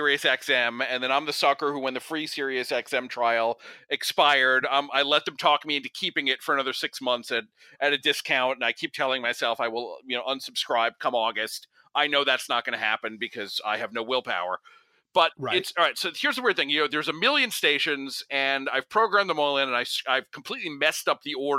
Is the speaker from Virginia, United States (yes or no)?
no; New Jersey, United States; I'm from New Jersey